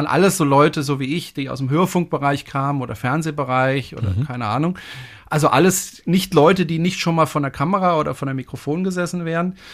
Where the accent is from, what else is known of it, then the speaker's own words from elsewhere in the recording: Freiburg, Baden-Württemberg, Germany; Ich komme ja aus dem Badischen, aus Freiburg. Und mhm. da hm. spricht man ja eigentlich Badisch.